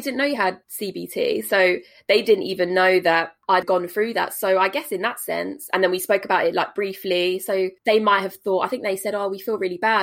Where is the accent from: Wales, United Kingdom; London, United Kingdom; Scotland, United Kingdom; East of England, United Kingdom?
East of England, United Kingdom; Essex; also born or lived in Canterbury; I've lived in Essex basically forever.